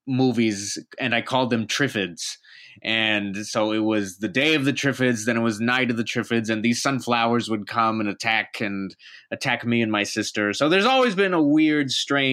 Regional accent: deep south Texas, United States; also born or lived in New York; I'm originally from deep south Texas. Basically, I'm 15 minutes from Mexico.

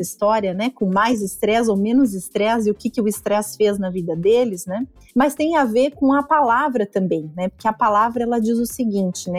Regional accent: Curitiba, Paraná, Brazil; now in Joinville, Brazil; eu sou natural de Curitiba, mas uma joinvilense de coração, apaixonada por essa cidade

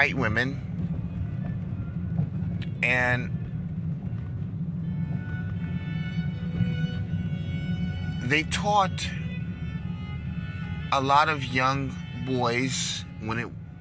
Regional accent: New York, United States; now in Dallas, United States; I grew up in New York, a lot of Jewish, Italians, Albanians.

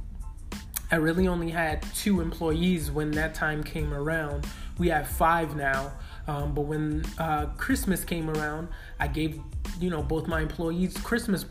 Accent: New York City, New York, United States; I'm from Brooklyn.

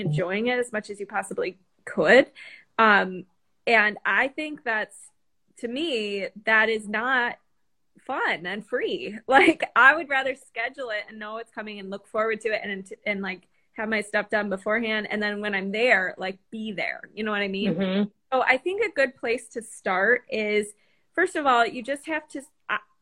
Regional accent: Chicago, Illinois, United States; now in South Carolina, United States; I'm in South Carolina, and I'm from Chicago, so I escaped the cold

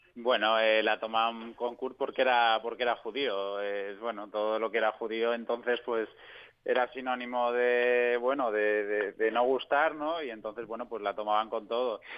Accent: Spain; moved away as an adult; also born or lived in Munich; yo porque soy español

